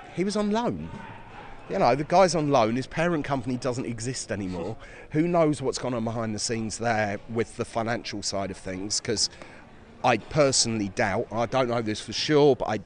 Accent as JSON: {"language": "English", "town": "Carpenters Park", "region": "East of England", "country": "United Kingdom", "tie": "born or raised there", "said": "I grew up in Carpenters Park"}